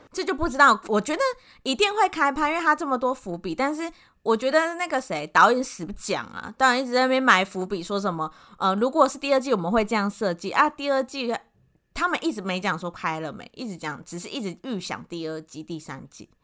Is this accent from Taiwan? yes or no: yes; Taiwan; 就是我们台湾人的想法跟他们韩国人的想法有什么不一样？